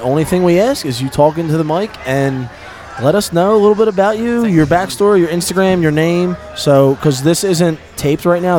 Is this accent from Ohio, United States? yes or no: no; Philadelphia, Pennsylvania, United States; I'm from Philly